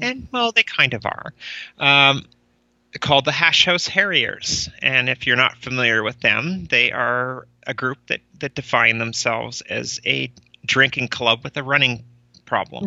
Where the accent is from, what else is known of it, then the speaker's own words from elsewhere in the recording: Cold Lake, Alberta, Canada; moved away as an adult; also born or lived in Calgary; now in Winnipeg, Canada; I grew up in Cold Lake, basically from the time I started grade one through till I graduated in grade twelve.